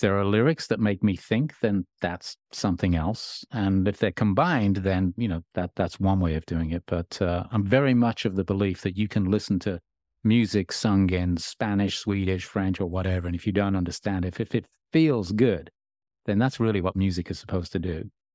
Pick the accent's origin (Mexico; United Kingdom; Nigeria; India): United Kingdom; Birmingham, West Midlands; moved away as an adult; now in Los Angeles, United States; I grew up in Birmingham